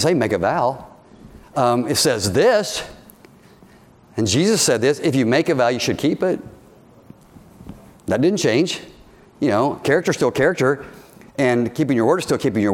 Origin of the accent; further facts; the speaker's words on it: United States; we're Americans